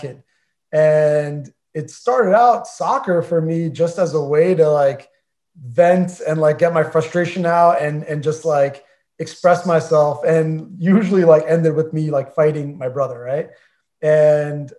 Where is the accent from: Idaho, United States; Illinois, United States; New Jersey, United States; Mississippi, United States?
New Jersey, United States; moved away; we're all from Jersey